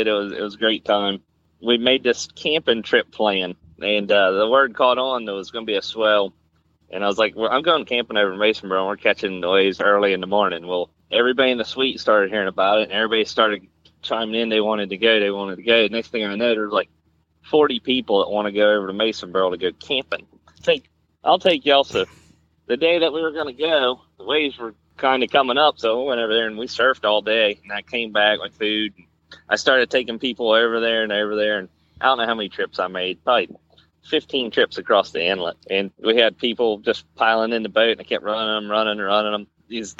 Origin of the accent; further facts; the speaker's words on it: Wanchese, North Carolina, United States; I grew up in Wanchese with boats and shrimping